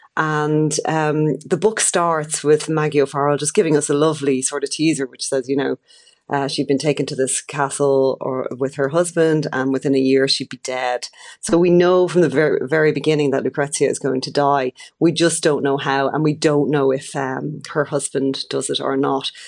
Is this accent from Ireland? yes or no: yes; Ireland; as an Irish person